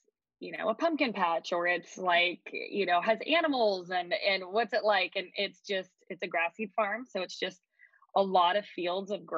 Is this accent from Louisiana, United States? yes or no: no; California, United States; moved away as an adult; also born or lived in Eugene, Oregon; now in Harrisburg, United States; I'm originally from California, and then I have lived in Eugene, Oregon, gosh, for the past 20 years now